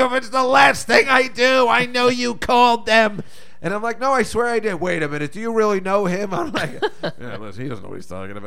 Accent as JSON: {"language": "English", "region": "New Jersey", "country": "United States", "tie": "born or raised there", "said": "I grew up in Jersey"}